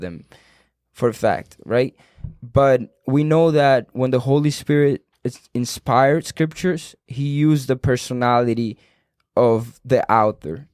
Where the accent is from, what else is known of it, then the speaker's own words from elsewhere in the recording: Cuba; English is a second language; moved away; I was born in Cuba